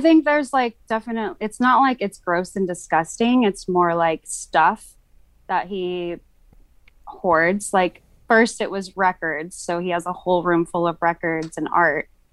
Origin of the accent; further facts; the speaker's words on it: California, United States; moved away as an adult; I'm from California